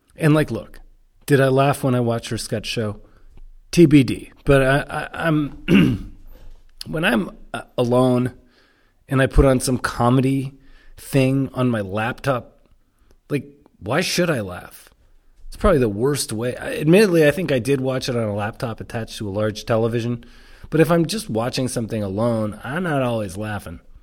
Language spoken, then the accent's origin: English; Toronto, Ontario, Canada; I said, "Toronto."